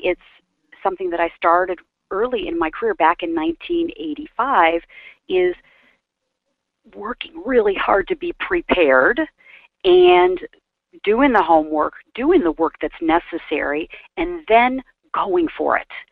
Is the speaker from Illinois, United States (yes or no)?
yes; Aurora, Illinois, United States; moved away as an adult; also born or lived in Chicago, Illinois / Atlanta, Georgia / Florida; grew up in the suburbs of Chicago